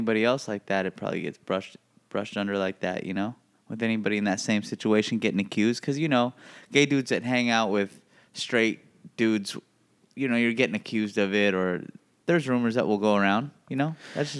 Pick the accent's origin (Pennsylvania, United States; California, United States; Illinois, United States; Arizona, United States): Arizona, United States; No, I'm from Arizona. I'm very bothered right now.